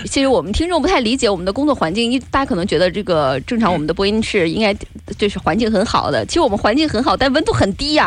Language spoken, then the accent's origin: Chinese; China; 我们中国人呐，没太有付小费这个习惯